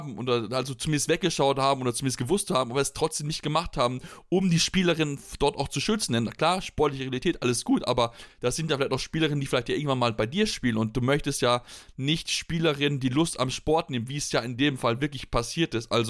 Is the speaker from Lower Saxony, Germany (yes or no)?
no; Blomberg, North Rhine-Westphalia, Germany; ich komme aus der Region, ich, ich ich habe in Blomberg selbst jahrelang Handball gespielt